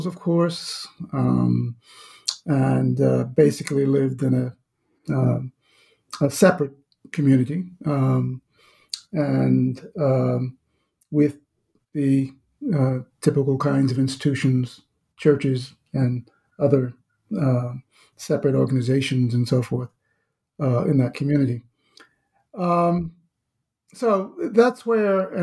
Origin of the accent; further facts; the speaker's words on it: Danville, Virginia, United States; I'm Southern born, born and raised in Southside, Virginia, Danville, Virginia